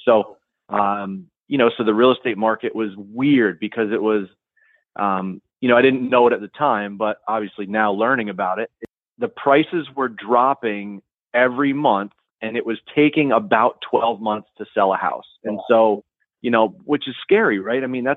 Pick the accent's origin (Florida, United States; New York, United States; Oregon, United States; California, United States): New York, United States; Kingston; now in Raleigh, United States; I am a New Yorker. I grew up in Kingston, New York, which is a small town in the Hudson Valley area